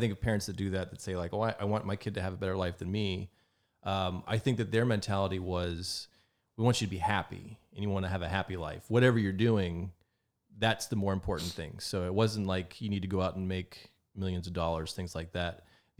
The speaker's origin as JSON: {"language": "English", "town": "Rayland", "region": "Ohio", "country": "United States", "tie": "born or raised there", "said": "Well, I grew up on County Road 15, which is our post office was in Rayland, Ohio. So our we were technically in Raylan, but we were kind of out in the country. But yeah, so I grew up close to Steubenville, Ohio."}